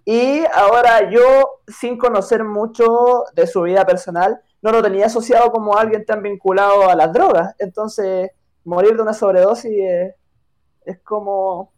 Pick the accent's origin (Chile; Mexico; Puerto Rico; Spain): Chile; al menos en mi país